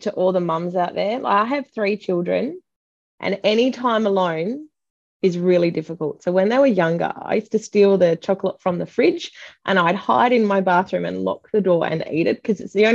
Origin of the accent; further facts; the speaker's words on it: Busselton, Western Australia, Australia; now in Perth, Australia; I moved to Perth. I'm from Busselton